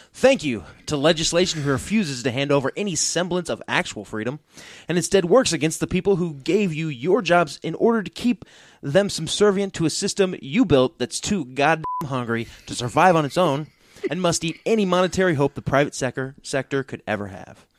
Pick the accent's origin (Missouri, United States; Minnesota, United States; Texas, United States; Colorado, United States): Missouri, United States; I'm not an American. I'm a Missourian